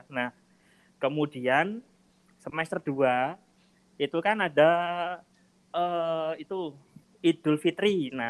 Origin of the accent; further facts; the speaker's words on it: Yogyakarta, Special Region of Yogyakarta, Indonesia; sama-sama sama kita dari Jogja gitu.